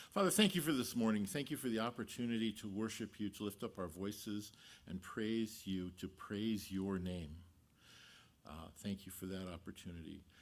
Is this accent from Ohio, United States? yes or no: no; Los Angeles, California, United States; I grew up in the San Fernando Valley, a couple valleys down, if you're not familiar with it, uh, part of, uh, city of Los Angeles